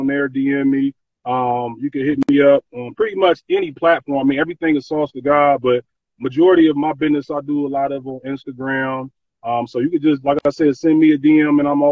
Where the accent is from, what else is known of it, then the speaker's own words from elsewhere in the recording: Columbus, Ohio, United States; moved away; my hometown, Columbus, Ohio.